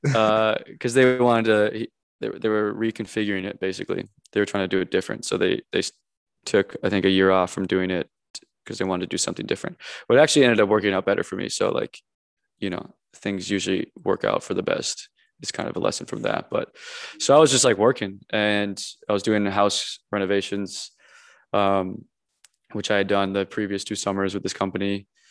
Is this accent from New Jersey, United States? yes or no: no; Minnesota, United States; moved away as an adult; also born or lived in Encino, California; now in Los Angeles, United States; where I grew up back home in Minnesota